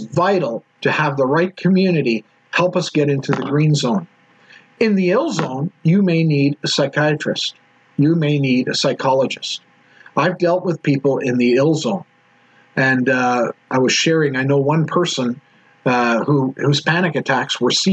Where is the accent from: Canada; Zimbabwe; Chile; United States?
Canada; Edmonton, Alberta; I'm actually from Edmonton